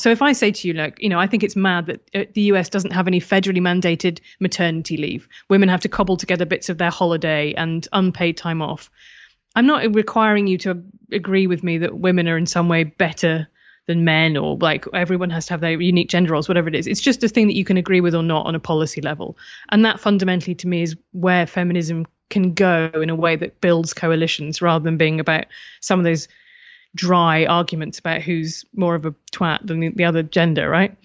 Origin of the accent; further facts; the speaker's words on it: United Kingdom; being British